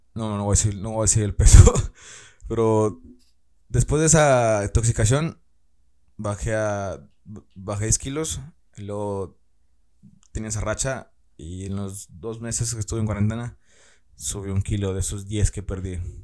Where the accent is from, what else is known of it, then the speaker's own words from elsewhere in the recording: Tamaulipas, Mexico; now in Ciudad Victoria, Mexico; yo soy del estado de Tamaulipas